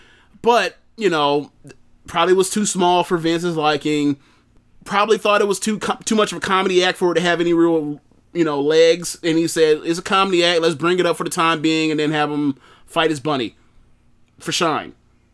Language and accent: English; South East England, United Kingdom; and I'm from England, Sussex to be precise.